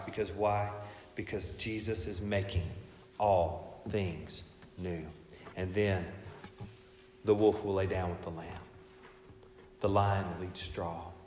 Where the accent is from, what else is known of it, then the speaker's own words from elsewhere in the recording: United States; my citizenship here as an American